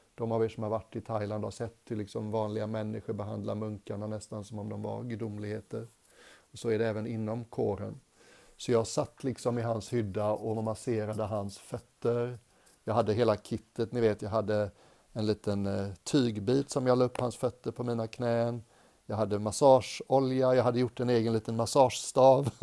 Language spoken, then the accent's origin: Swedish; Sweden; moved away as an adult; also born or lived in England; som svensk